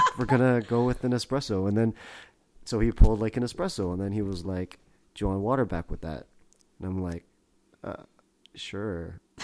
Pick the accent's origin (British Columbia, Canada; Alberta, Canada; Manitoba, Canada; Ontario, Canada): British Columbia, Canada; Vancouver; moved away; also born or lived in San Gabriel, California; I grew up in Vancouver originally